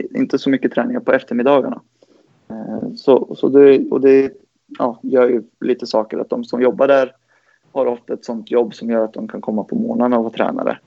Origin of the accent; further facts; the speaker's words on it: Gävle, Gävleborg County, Sweden; moved away as an adult; now in Uppsala, Sweden; jag är född i Uppsala. Jag kom till Gävle när jag var två